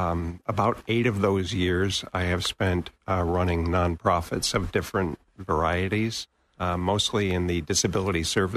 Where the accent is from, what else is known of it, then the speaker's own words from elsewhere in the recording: New England, United States; now in Florida, United States; I was born and raised in New England and spent 26 years in Western New York in the Buffalo-Rochester area.